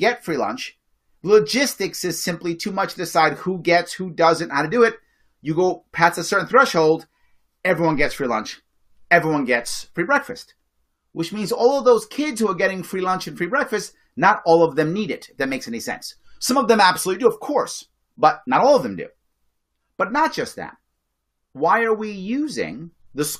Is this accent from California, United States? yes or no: no; New York City, New York, United States; I grew up in the Bronx, a poor neighborhood in the 70s